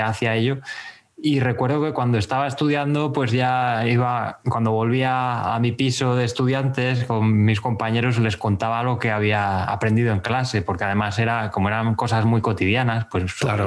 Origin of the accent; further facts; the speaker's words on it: Béjar, Castile and León, Spain; moved away as an adult; now in Gijón, Spain; Vivo en Gijón desde hace 10 años, pero me fui de Bejar con 18 ya